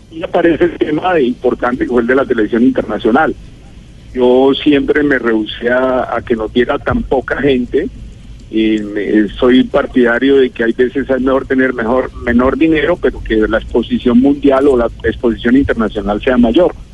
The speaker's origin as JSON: {"language": "Spanish", "country": "Colombia", "said": "y obviamente si soy más colombiano y más colombianista"}